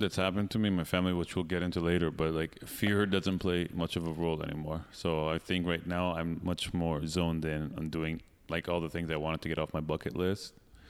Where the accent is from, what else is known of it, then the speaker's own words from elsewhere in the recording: Eugene, Oregon, United States; also born or lived in Iran; I was born in Iran, but when I was like 2 years old, we moved to Eugene, Oregon, small hippie town.